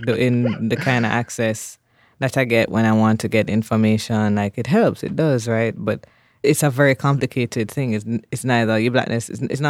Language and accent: English; Jamaica; Like to say I'm from Jamaica and I'm a scholar, it would be very different if I were a white person, a white man coming from the U.S. to study, right?